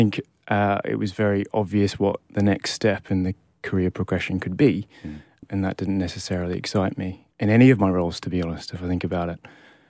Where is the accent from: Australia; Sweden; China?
Australia; also born or lived in United Kingdom; but I guess I grew up in Australia. It's formative years there. Although I only spent 10 years of my life there.